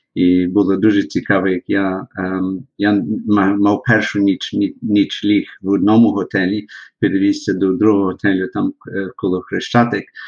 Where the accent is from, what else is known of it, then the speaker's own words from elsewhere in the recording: Melbourne, Victoria, Australia; Я народився в місті Мельмон, так як ви кажете, в штаті чи області Вікторія